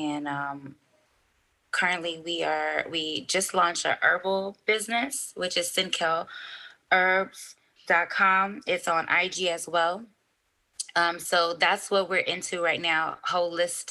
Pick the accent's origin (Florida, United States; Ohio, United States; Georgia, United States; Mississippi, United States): Florida, United States; Miami; I'm originally from Miami. My family's from Haiti